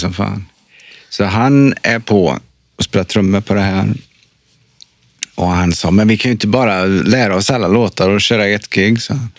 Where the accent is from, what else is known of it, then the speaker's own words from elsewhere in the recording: Trollhättan, Västra Götaland, Sweden; moved away; jag är från Trollhättan